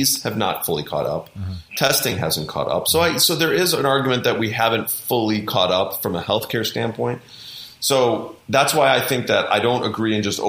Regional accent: Wisconsin, United States; now in Beverly Hills, United States; I'm from Wisconsin originally

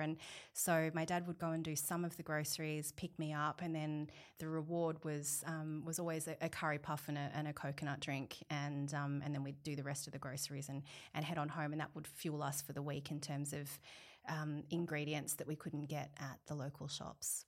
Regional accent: Sydney, New South Wales, Australia; I was born in Australia, so I grew up in the Sutherland Shire.

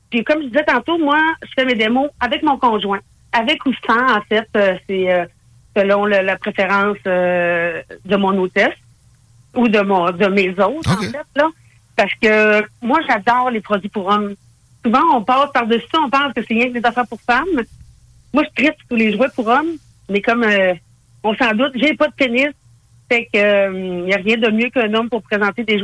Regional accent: Saguenay, Quebec, Canada; now in Quebec City, Canada; Je suis originaire du Saguenay

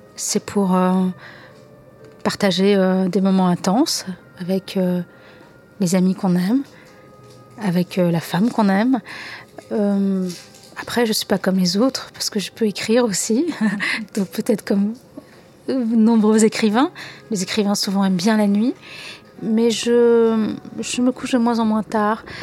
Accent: Algeria; moved away; mon enfance en Algérie

